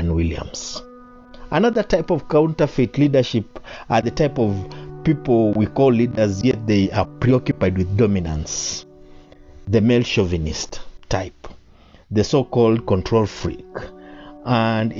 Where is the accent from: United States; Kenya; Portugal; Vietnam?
Kenya; I am a Kenyan